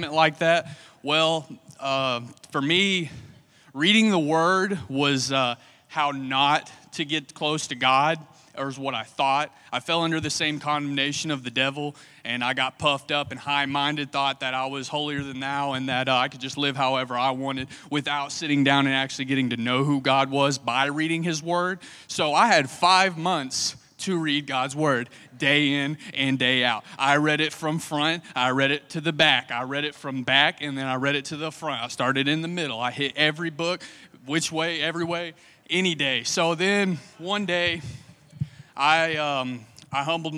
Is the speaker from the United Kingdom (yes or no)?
no; Somerset, Kentucky, United States; moved away as an adult; now in Lakeland, United States; I'm from Kentucky